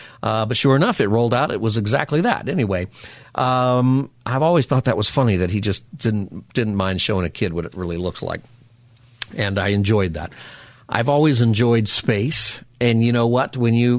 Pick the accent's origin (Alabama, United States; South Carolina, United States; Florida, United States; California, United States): California, United States; Palmdale; Maybe it's because I grew up out here. I grew up in Palmdale. I think I've told you that before. It's a good place to be from.